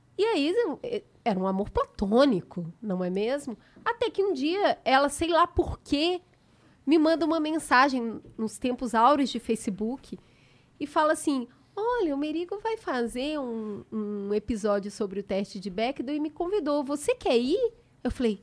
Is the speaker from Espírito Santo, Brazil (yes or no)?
no; Belo Horizonte, Minas Gerais, Brazil; now in São Paulo, Brazil; eu sou de Belo Horizonte. Quando eu me mudei para São Paulo